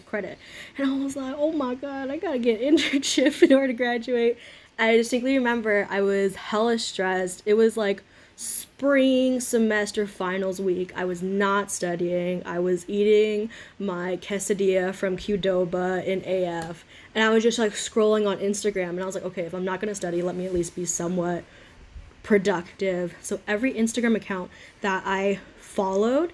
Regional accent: Fullerton, California, United States; I'm from Fullerton, California, which is a whole whopping, 10, 15 minutes away from Chapman. So I'm an Orange County girl

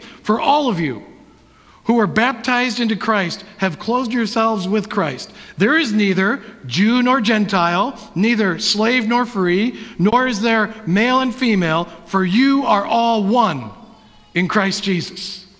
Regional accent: Wisconsin, United States; I am a Packer fan because in the past, I was born and raised in Wisconsin.

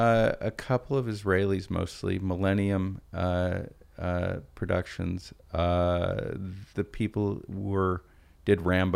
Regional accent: Portland, Oregon, United States; I'm from Portland. There are Jews in Portland.

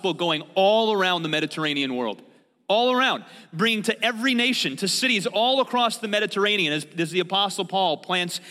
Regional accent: Chicago, Illinois, United States; also born or lived in Thailand; When I was living in Thailand and I would tell people I was from Chicago

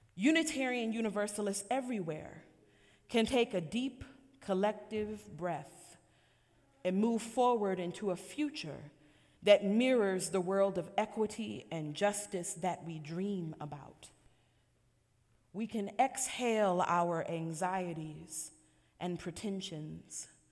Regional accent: Buffalo, New York, United States; the community members I grew up with in Buffalo, New York

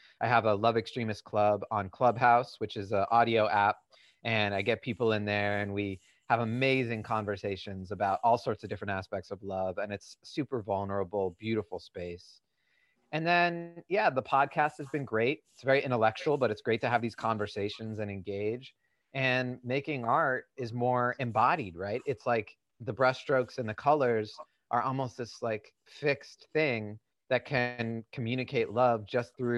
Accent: New England, United States; I grew up in New England

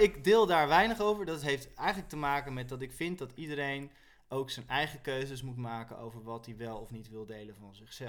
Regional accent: Rotterdam, South Holland, Netherlands; ik kom uit Rotterdam

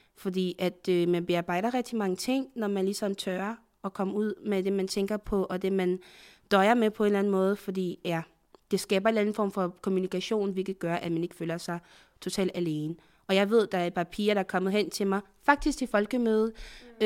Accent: Côte d’Ivoire; now in Denmark; jeg er fra Afrika, jeg er fra, fra fra Elfenbenskysten

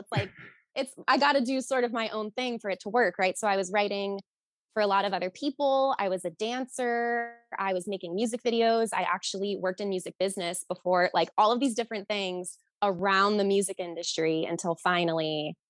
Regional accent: New Jersey, United States; also born or lived in Rhode Island / Boston; No, I am from New Jersey, Rhode Island, Boston. So East Coast girl.

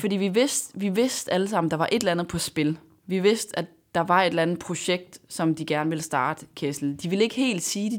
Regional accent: Denmark; jeg var dansker

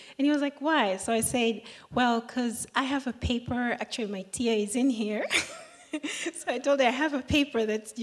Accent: Tanzania; I'm from Tanzania

